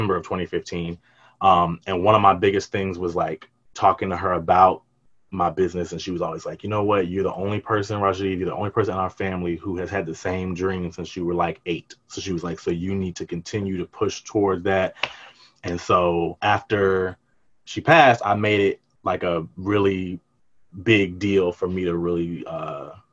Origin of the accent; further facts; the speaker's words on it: Atlanta, Georgia, United States; also born or lived in Washington, D.C.; I was born in DC, but then I was raised here in Atlanta